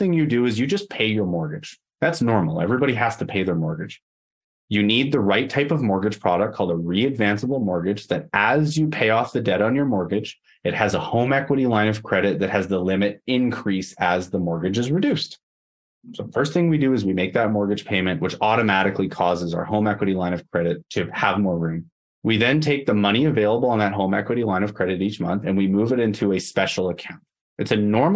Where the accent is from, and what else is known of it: Canada; also born or lived in Edmonton, Alberta